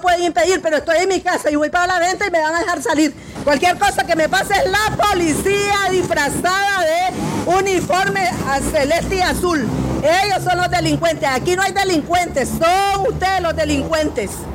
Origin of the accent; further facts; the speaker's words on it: Nicaragua; como ciudadana nicaragüense